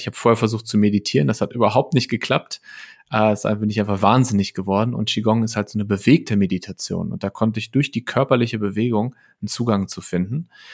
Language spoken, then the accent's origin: German; Lippstadt, North Rhine-Westphalia, Germany; moved away as an adult; also born or lived in Paderborn / Bielefeld; now in Berlin, Germany; Ich komme aus Lippstadt, das ist eine ja, mittelgroße Stadt in Westfalen. Ähm, habe da bis ich 20 war ungefähr gewohnt